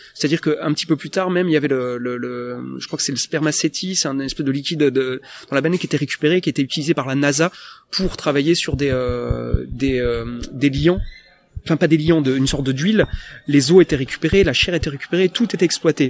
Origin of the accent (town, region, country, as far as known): France; accent: franglish